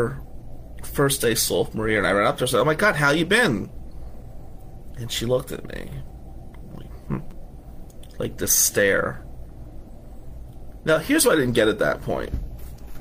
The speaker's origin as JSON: {"language": "English", "town": "Atlantic City", "region": "New Jersey", "country": "United States", "tie": "born or raised there", "said": "I grew up in Ducktown. Ducktown in Atlantic City in the 80s and 90s was no joke"}